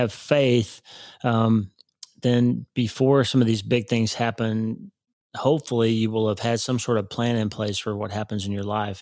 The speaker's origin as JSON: {"language": "English", "region": "Oklahoma", "country": "United States", "tie": "born or raised there", "said": "I grew up in Oklahoma"}